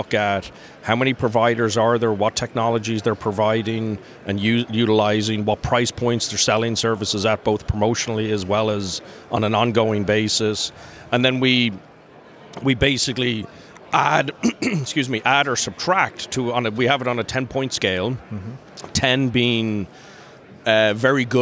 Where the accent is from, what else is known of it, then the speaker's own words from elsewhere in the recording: Dublin, Leinster, Ireland; moved away as an adult; also born or lived in North Carolina / New York / Orcas Island, Washington; I'm originally from Dublin, from Ireland.